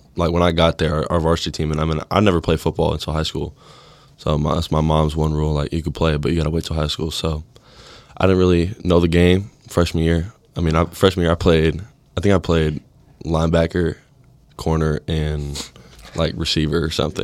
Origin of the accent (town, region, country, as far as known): California, United States; moved away as an adult; now in Nebraska, United States